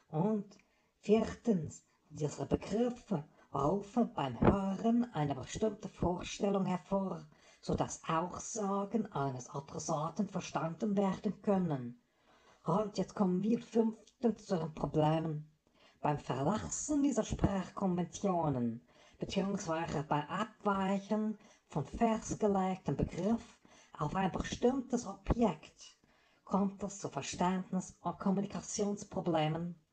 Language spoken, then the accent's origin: German; Switzerland; Wie Sie hören, ich komme ursprünglich aus der Schweiz und äh, sprechen wir an den Grenzen.